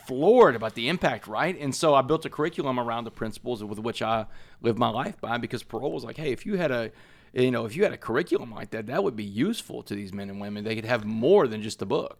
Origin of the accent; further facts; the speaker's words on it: Port Arthur, Texas, United States; I grew up in Port Arthur, Texas